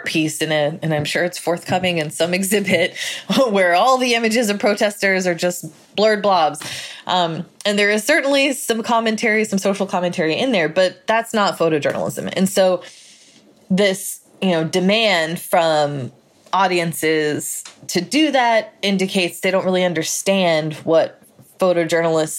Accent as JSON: {"language": "English", "country": "United States", "said": "my First Amendment rights as an American"}